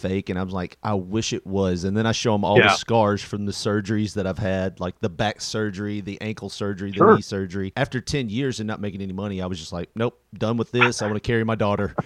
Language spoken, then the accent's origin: English; Memphis, Tennessee, United States; we grew up in Memphis, around Memphis